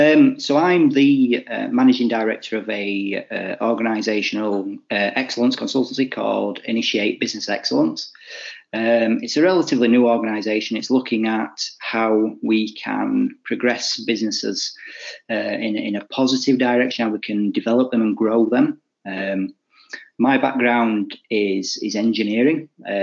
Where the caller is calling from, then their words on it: England, United Kingdom; So I'm joining you from the UK, sunny England, which isn't so sunny at the moment, but it's not too bad.